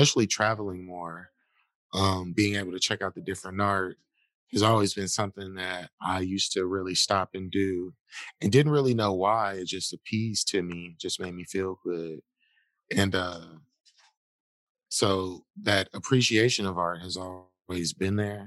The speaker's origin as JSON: {"language": "English", "town": "Milwaukee", "region": "Wisconsin", "country": "United States", "tie": "born or raised there", "said": "I'm a hometown kid who just loves this city"}